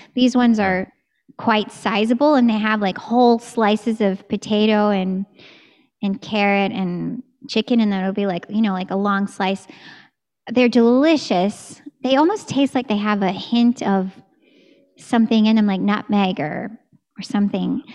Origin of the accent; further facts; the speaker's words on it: Texas, United States; moved away; I'm from Texas